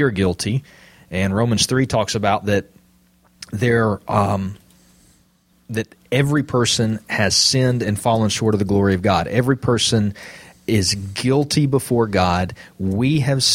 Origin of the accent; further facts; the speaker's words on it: Jasper, United States; I'm from Jasper